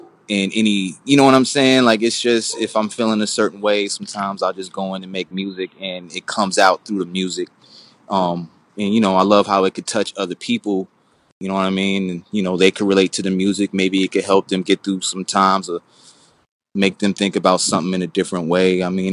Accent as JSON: {"language": "English", "town": "Oakland", "region": "California", "country": "United States", "tie": "born or raised there", "said": "Oakland, California, the Bay Area."}